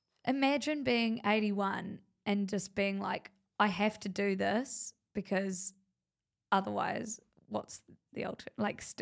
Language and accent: English; New Zealand; I'm like, I don't know. I'm from New Zealand.